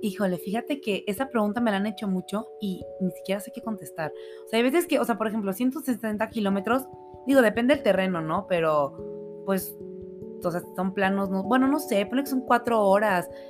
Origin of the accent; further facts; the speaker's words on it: Monterrey, Nuevo León, Mexico; moved away as an adult; also born or lived in Mexico City; now in Aguascalientes, Mexico; Yo toda la vida viví en Monterrey, o sea, yo crecí allá. Este, nací en la Ciudad de México, pero crecí en Monterrey